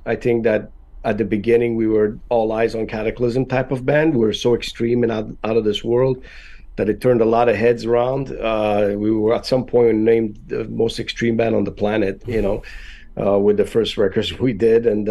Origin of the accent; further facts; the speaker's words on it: Canada; English is a second language; now in Florida, United States; we're all Canadian